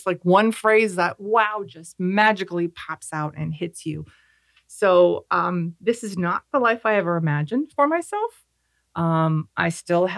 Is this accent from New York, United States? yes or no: no; Pennsylvania, United States; now in Clermont, United States; I am from Pennsylvania. I was raised in a family with 4 children.